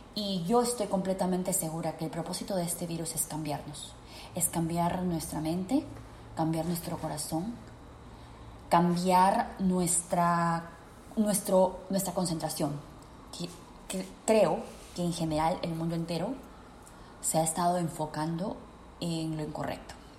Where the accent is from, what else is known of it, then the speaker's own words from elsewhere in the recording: Peru; en mi país, Perú